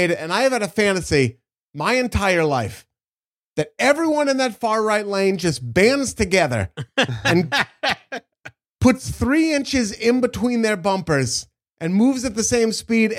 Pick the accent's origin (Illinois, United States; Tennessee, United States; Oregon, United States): Oregon, United States; I grew up in Oregon